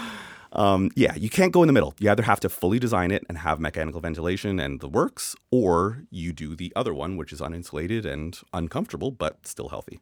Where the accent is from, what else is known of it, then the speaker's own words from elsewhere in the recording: Canada; accent: Canadian; it's my Canadian accent